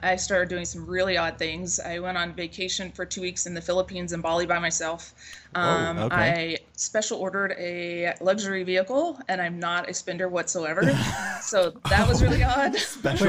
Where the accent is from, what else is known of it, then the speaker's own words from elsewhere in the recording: Seattle, Washington, United States; moved away; I was from Seattle, so not a lot of sunlight, a lot of rain